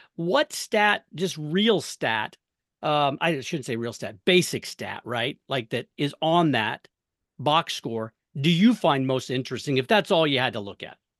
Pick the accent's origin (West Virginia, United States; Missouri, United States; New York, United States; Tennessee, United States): Missouri, United States; I grew up in Missouri